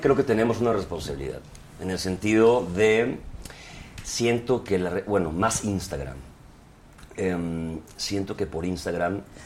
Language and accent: Spanish; Guadalajara, Jalisco, Mexico; yo que soy de Guadalajara